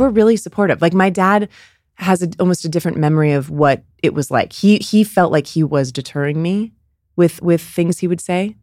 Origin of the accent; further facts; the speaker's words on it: Bay Area, California, United States; growing up in Bay, in the Bay Area